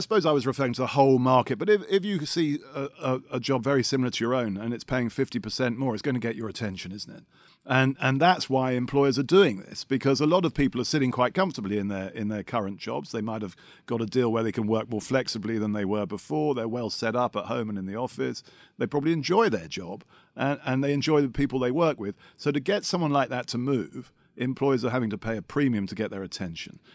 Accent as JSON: {"language": "English", "region": "London", "country": "United Kingdom", "said": "I am a Londoner"}